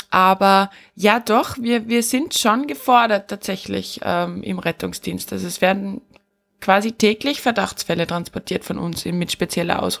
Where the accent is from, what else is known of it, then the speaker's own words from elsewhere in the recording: Austria; bei uns in Österreich ist zum, äh, zum Beispiel die generelle Info rausgegangen